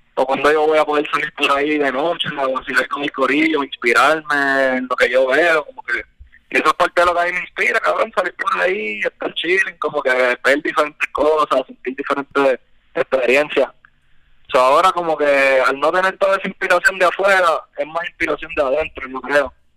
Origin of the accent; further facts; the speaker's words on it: Puerto Rico; que venimos de PR, que tenemos la visión de PR, y eso se refleja en nuestra música